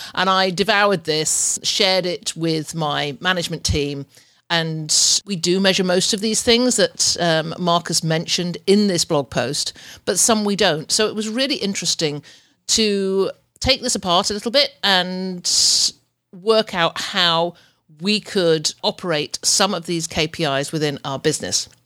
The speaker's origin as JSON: {"language": "English", "region": "England", "country": "United Kingdom", "moved": "as an adult", "lives_now": "Ontario, Canada", "said": "I'm I'm from UK, but that's where I'm living"}